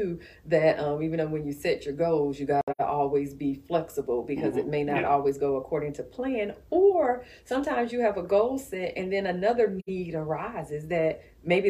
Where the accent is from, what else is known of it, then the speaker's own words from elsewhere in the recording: Macon, Georgia, United States; I grew up in South Macon.